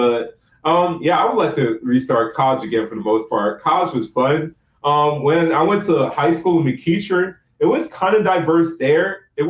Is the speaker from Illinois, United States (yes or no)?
no; Fall River, Massachusetts, United States; I'm Nigerian descent, and I grew up in America, and I lived with different races.